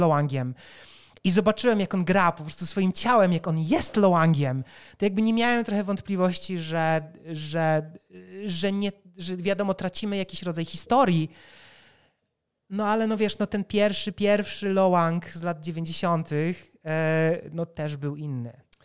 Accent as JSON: {"language": "Polish", "country": "Poland", "said": "My jesteśmy deweloperami z Polski"}